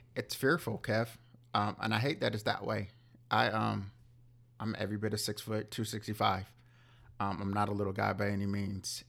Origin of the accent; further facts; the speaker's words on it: Southern California, United States; growing up in Southern California